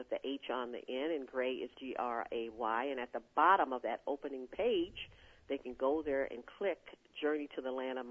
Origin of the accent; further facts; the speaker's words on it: Chicago, Illinois, United States; we were born and raised in Chicago